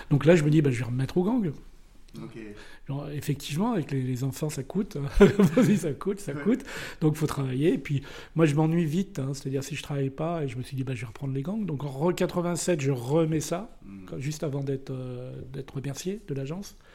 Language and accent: French; Nice, Provence-Alpes-Côte d'Azur, France; Moi je venais de Nice, hein, j'étais un Blé 2, hein.